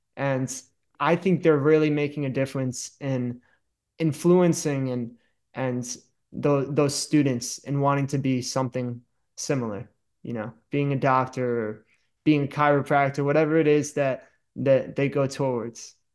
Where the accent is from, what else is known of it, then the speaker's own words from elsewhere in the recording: Danbury, Connecticut, United States; also born or lived in upstate New York; I'm from Danbury, Connecticut. I love it here. That's why I'm back.